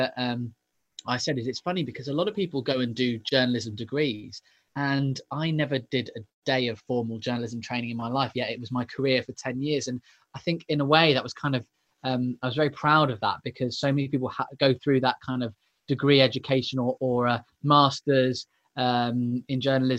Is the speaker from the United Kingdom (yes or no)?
yes; Leighton Buzzard, East of England, United Kingdom; I grew up in the home counties, so in a little place called Leighton Buzzard, which is just north of London.